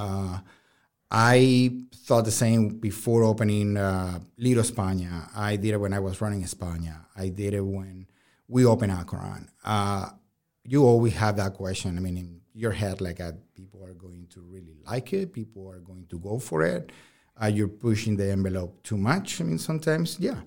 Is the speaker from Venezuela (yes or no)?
yes; Caracas, Capital District, Venezuela; moved away; I'm from Venezuela